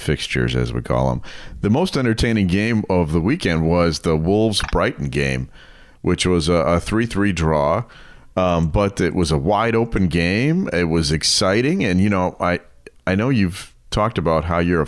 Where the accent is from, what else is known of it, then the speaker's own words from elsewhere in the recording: Germany; now in United States; I grew up in Germany